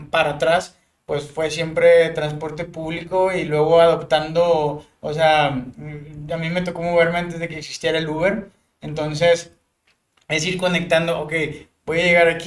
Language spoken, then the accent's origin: Spanish; Matamoros, Tamaulipas, Mexico; moved away as an adult; now in Monterrey, Mexico; soy graduado de la Universidad Autónoma de Nuevo León. Y soy originario de Matamoros, Tamaulipas, ciudad fronteriza.